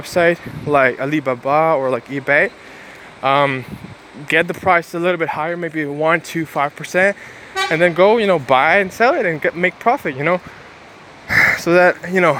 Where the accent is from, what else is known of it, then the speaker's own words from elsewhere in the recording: Ukraine; I'm an Asian guy, even though I'm from Ukraine